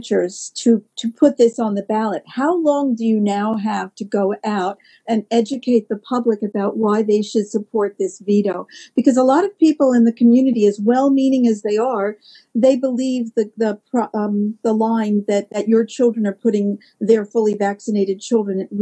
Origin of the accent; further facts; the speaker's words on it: New York, United States; moved away; I'm from the U.S. originally, in case you can't tell by my accent. I'm from New York